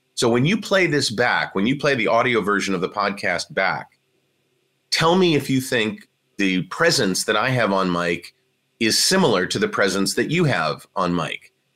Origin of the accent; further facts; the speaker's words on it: Cleveland, Ohio, United States; moved away; also born or lived in Washington, District of Columbia, United States; where I grew up in Cleveland, Ohio